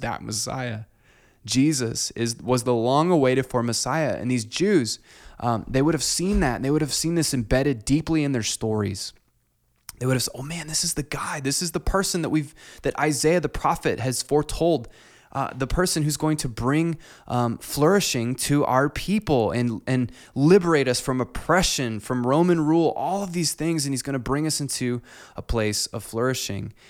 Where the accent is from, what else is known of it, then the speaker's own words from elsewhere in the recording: Clinton, Iowa, United States; growing up in Clinton